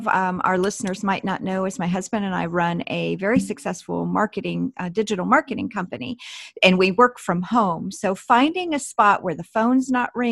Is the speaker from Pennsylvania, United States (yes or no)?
yes; Pennsylvania, United States; growing up in Amish country